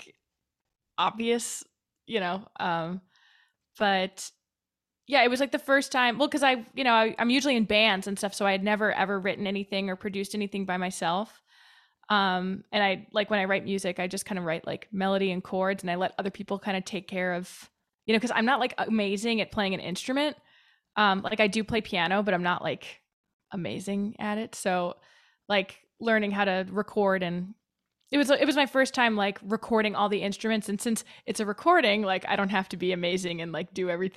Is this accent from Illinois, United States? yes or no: yes; Wilmette, Illinois, United States; moved away as an adult; also born or lived in Boston; now in New York, United States; I'm from a town like a little north of Chicago called Wilmette.